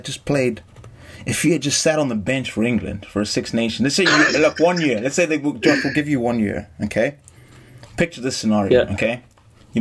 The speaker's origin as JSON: {"language": "English", "country": "Zimbabwe", "said": "I'm from Zimbabwe"}